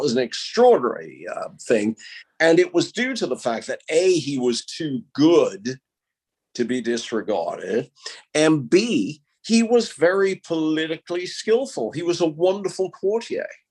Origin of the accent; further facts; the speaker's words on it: United States; where I grew up in America